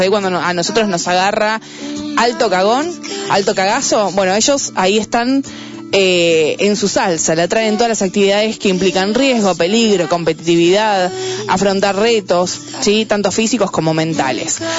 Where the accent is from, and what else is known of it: Buenos Aires, Argentina; born or raised there